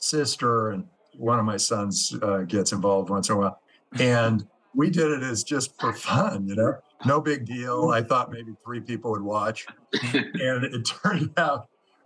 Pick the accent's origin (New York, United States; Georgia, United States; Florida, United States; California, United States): California, United States; Silicon Valley; I grew up in the Silicon Valley